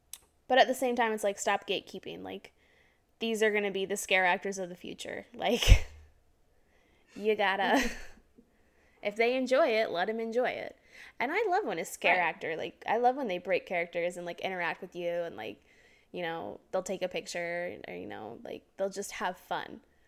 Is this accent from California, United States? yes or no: no; Florida, United States; I'm from Florida